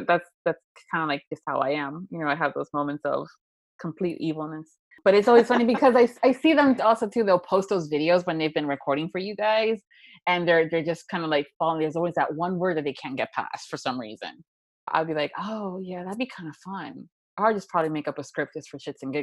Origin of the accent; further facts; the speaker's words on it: Florida, United States; I'm from Florida